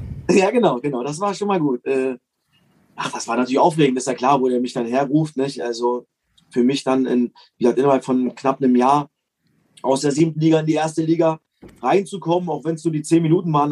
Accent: East Germany, Germany; für mich als Ossi

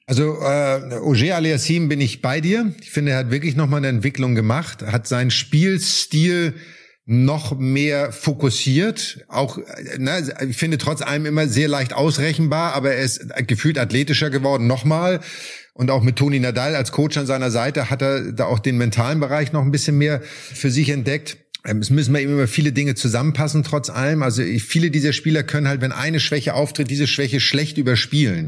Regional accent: Germany; wir sind natürlich in Deutschland damit groß geworden

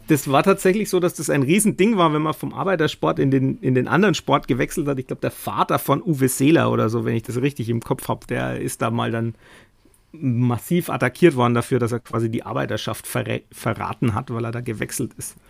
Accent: Nuremberg, Bavaria, Germany; ich jetzt als Nürnberger

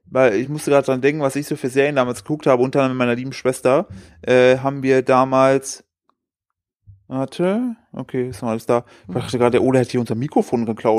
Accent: East Germany, Germany; ich bin ja, ich bin ja im Osten aufgewachsen

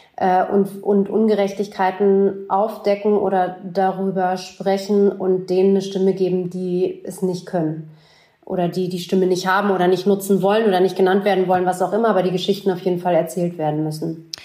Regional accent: Berlin, Germany; Ich bin in West Berlin groß geworden

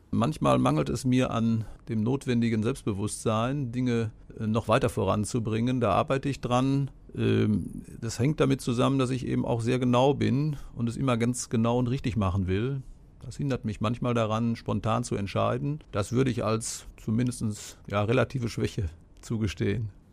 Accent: Hagen, North Rhine-Westphalia, Germany; Ich bin gebürtiger Hagener, in Haspe geboren, neunzehnhundertdreiundfünfzig

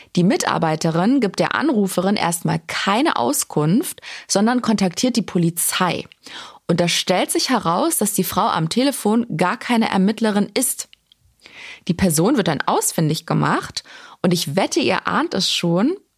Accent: Germany; Bei uns in Deutschland

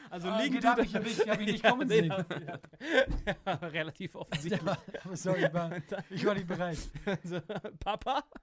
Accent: Switzerland; nee. Ich bin Schweizer.

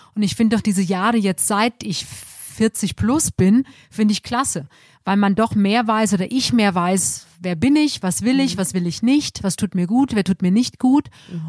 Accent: Germany; bei uns in Deutschland

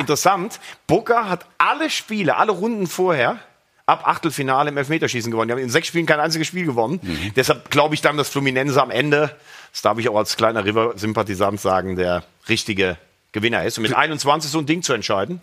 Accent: Mayen, Rhineland-Palatinate, Germany; ich bin ja in Mayen geboren

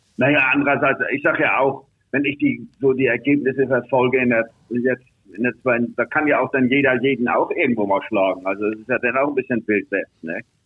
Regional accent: Hamburg, Germany; moved away as an adult; now in Switzerland; ich als Hamburger

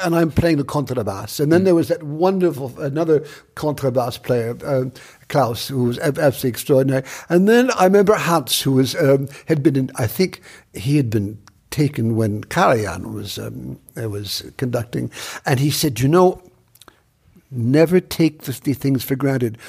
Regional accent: Buffalo, New York, United States; moved away as an adult; now in Paris, France; I'm from a place upstate New York called Buffalo

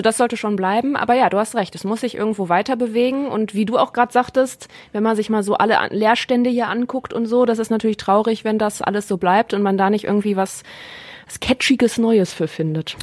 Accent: Neuss, North Rhine-Westphalia, Germany; now in Essen, Germany; ich komme aus Neuss bei Düsseldorf

